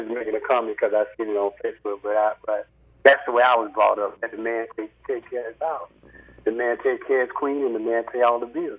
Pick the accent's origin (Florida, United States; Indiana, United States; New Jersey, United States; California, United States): Florida, United States; Belle Glade; I'm 56 years old. I was born in 64. But I'm from Belgrade